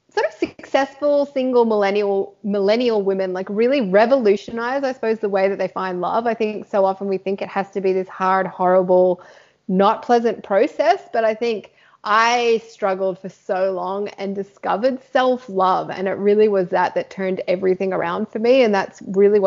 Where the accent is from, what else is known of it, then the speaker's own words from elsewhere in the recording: Sydney, New South Wales, Australia; I'm in like a little country town out of just outside of Sydney. So I grew up in Sydney